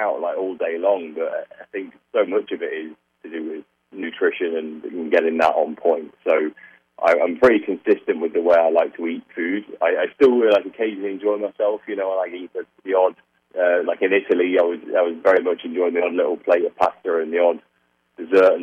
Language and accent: English; United Kingdom; I'm a British prick.